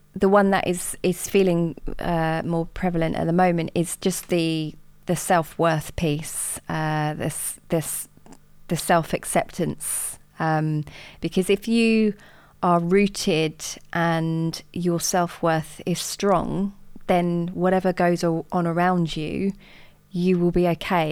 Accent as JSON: {"language": "English", "town": "Watford", "region": "East of England", "country": "United Kingdom", "tie": "born or raised there", "said": "I grew up in Watford"}